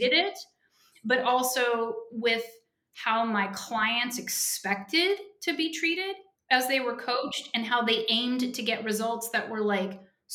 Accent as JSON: {"language": "English", "region": "Oklahoma", "country": "United States", "said": "When I was 16 and from 16 to 18, I'm from Oklahoma"}